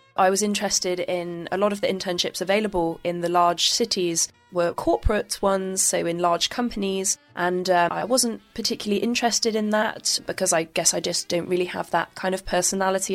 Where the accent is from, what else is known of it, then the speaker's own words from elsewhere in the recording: Bristol, South West England, United Kingdom; moved away as an adult; also born or lived in Worcester / France; now in Beijing, China; I was born basically in the southwest, uh, quite close to the Midlands, in a place called Worcester. I, I moved to the Bristol area when I was fairly young as well